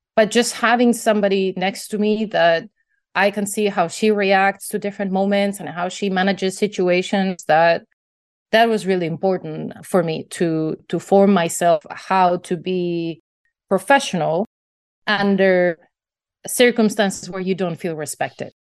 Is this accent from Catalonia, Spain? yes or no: no; Basque Country, Spain; I grew up in the Basque Country in northern Spain